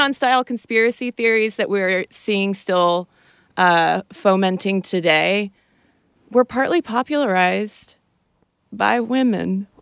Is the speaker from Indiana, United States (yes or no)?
no; Athens, Georgia, United States; now in Atlanta, United States; I grew up in Athens, Georgia